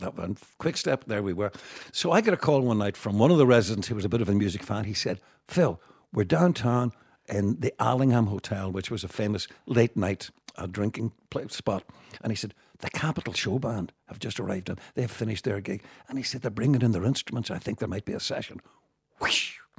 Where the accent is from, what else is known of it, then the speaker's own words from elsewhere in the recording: Derry, Northern Ireland, United Kingdom; also born or lived in Belfast; growing up in Derry